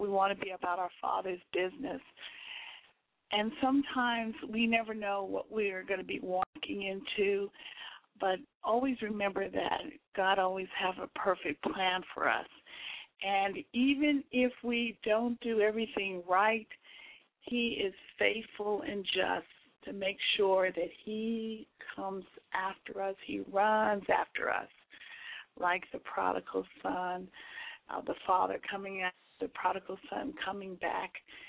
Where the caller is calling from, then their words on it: Houston, Texas, United States; Right now I'm calling from Houston, Texas.